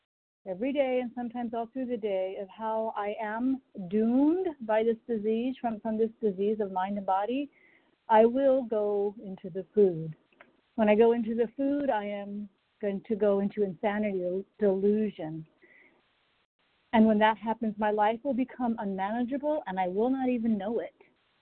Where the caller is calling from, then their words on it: Durham, North Carolina, United States; Yeah, Durham, North Carolina.